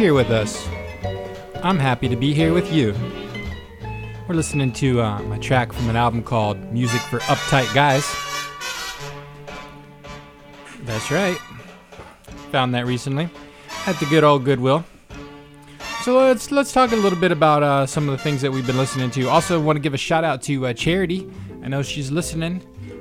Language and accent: English; Central Valley, California, United States; I grew up in the Central Valley